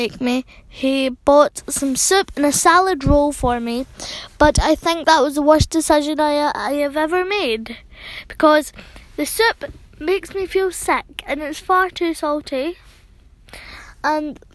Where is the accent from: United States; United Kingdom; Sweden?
United Kingdom; Scotland; accent: Scottish; I'll be, like, a pure Scottish, because I'm from Scotland